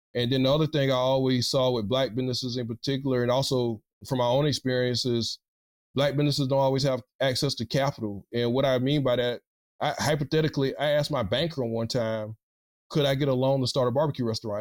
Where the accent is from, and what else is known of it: South Carolina, United States; now in Louisiana, United States